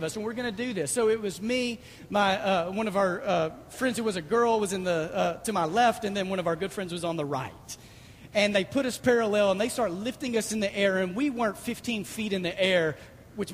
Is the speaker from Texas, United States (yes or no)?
yes; Dallas, Texas, United States; I grew up going to Six Flags a lot because I was raised in Dallas